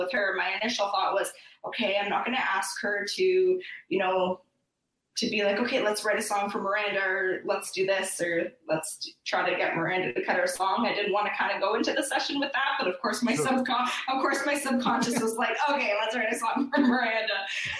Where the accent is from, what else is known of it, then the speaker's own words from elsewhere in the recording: Canada; I feel like I feel like because I'm from Canada, I have to call it New Orleans.